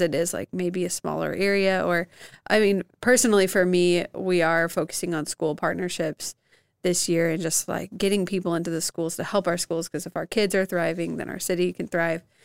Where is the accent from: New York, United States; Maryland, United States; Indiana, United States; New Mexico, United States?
Indiana, United States; Evansville; growing up in Evansville